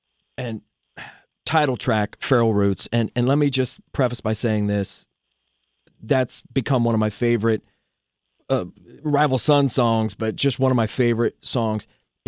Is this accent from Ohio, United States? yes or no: yes; southeastern Ohio, United States; I'm from southeastern Ohio. I was born on the Ohio River, Appalachia Mountains.